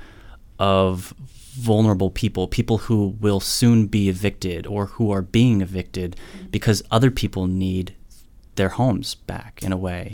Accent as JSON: {"language": "English", "town": "Sonoma", "region": "California", "country": "United States", "said": "I'm from Sonoma"}